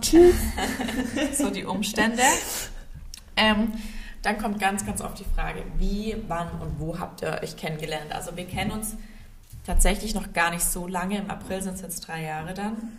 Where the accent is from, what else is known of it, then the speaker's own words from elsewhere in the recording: Inzigkofen, Baden-Württemberg, Germany; accent: Swabian; moved away; aufgewachsen bin ich in Inzigkofen. Das ist ein mini, mini, mini Dorf ähm, in der Nähe von Sigmaringen. Ja, bei Albstadt-Ebingen, also aus der Schäbischen Alb. Das hört man bei, bei mir, glaube ich, ziemlich arg.